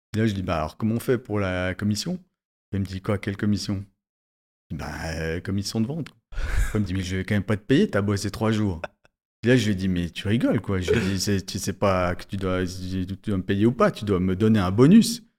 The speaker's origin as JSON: {"language": "French", "region": "Valais", "country": "Switzerland", "said": "en tant que bon valaisan"}